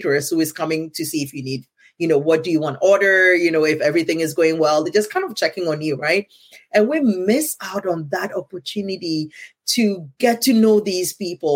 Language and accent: English; Ghana; first language Ewe; English is a second language; moved away as an adult; I'm from Ghana